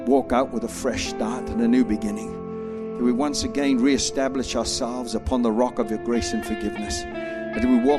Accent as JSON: {"language": "English", "country": "Australia", "said": "I'm an Australian"}